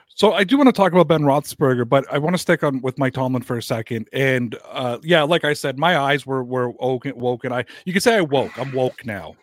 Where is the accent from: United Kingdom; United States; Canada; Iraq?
Canada; Toronto, Ontario; I'm from Toronto, Ontario, Canada